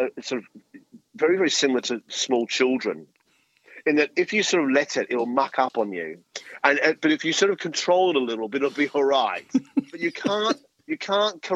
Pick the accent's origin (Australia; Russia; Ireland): Australia; as an Aussie, and I'm very, very proud Aussie